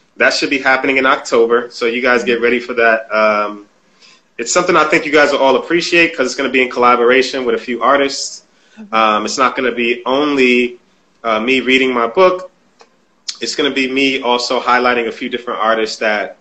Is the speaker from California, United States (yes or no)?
no; New Haven, Connecticut, United States; I came from New Haven, the hood